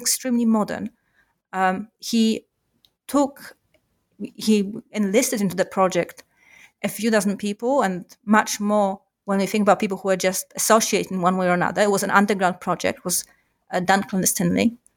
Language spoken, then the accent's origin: English; Warsaw, Masovian Voivodeship, Poland; I grew up in Warsaw